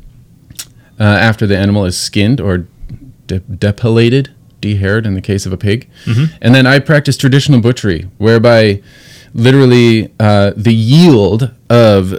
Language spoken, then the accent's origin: English; Washington, United States; I am from Washington State. I live on an island with my family